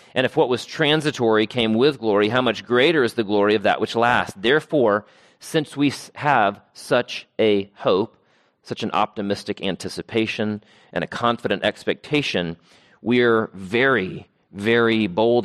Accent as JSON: {"language": "English", "town": "Travelers Rest", "region": "South Carolina", "country": "United States", "tie": "born or raised there", "said": "I grew up on land in Travelers Rest, South Carolina, and so much of my childhood was spent mowing"}